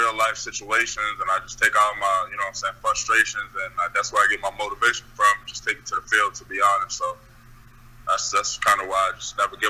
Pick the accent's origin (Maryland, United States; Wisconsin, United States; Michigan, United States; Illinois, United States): Maryland, United States; Baltimore; moved away as an adult; also born or lived in Jackson, Mississippi; coming from Baltimore and going down south